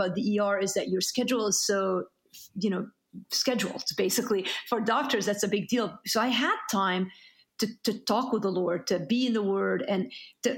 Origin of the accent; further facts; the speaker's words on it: Beirut, Beirut Governorate, Lebanon; moved away; I'm Lebanese. I grew up in Beirut, Lebanon.